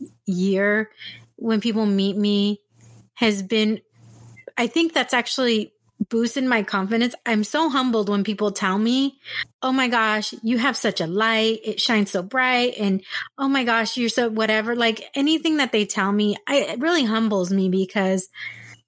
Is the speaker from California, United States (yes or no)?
yes; San Diego, California, United States; moved away as an adult; also born or lived in Texas / Orange County; I'm originally from San Diego and I moved away, I moved to Texas